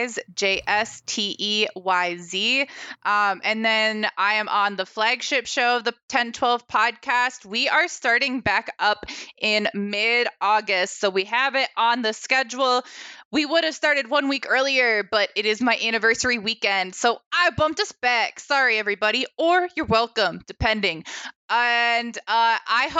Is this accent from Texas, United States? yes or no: no; Ohio, United States; now in Ames, United States; I was born in Ohio and I've got family there